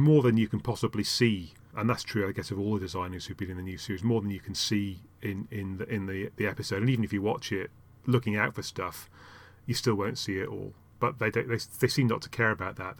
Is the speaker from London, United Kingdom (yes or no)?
no; Yorkshire and the Humber, United Kingdom; I started out in, in, uh, in Yorkshire